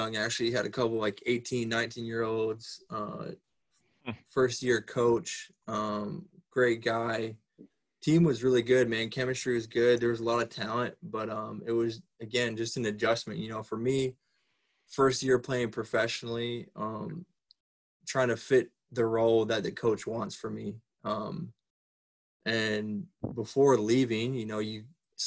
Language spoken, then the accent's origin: English; United States; the only American player coming over to start